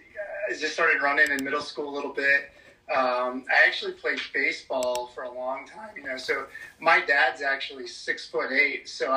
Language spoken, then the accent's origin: English; Sidney, Michigan, United States; I'm from Michigan, so I grew up on the west side of the state though. I'm from Sydney, Michigan, which is actually about 750 people, maybe.